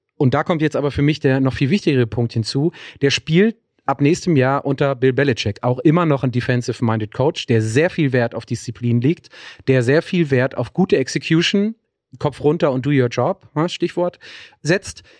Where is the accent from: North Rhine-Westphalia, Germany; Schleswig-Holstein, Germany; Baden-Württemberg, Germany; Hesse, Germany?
North Rhine-Westphalia, Germany; Ruhr area; bei uns im Ruhrgebiet sagt man ähm, Pinchen